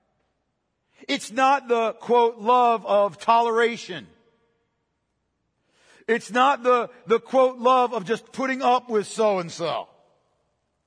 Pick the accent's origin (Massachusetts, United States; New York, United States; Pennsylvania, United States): Pennsylvania, United States; I'm from Pennsylvania